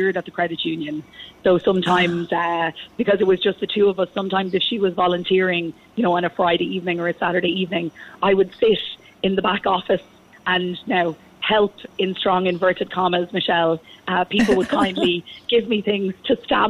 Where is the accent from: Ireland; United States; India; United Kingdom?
Ireland; moved away as an adult; now in Singapore; being an Irish ambassador